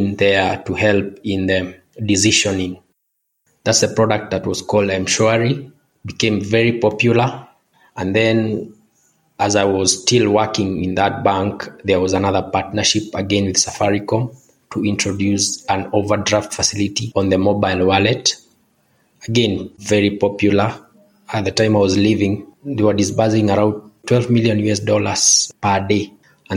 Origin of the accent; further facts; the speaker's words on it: Kenya; I was born and raised in Kenya, and I went to University of Nairobi to study statistics